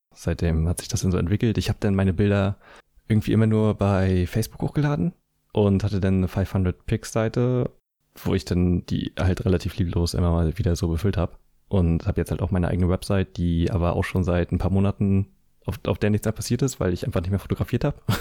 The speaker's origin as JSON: {"language": "German", "town": "Schwerin", "region": "Mecklenburg-Vorpommern", "country": "Germany", "tie": "born or raised there", "said": "meine Heimatstadt Schwerin"}